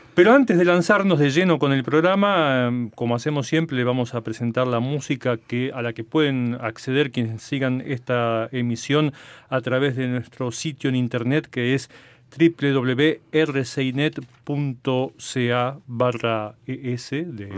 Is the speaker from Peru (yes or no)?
no; Buenos Aires, Argentina; Yo soy de Buenos Aires y viví prácticamente toda mi vida allí